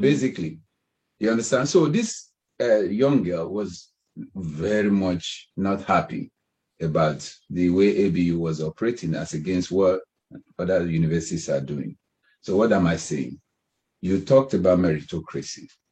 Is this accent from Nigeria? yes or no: yes; Ibadan, Oyo, Nigeria; we grew up in Ibadan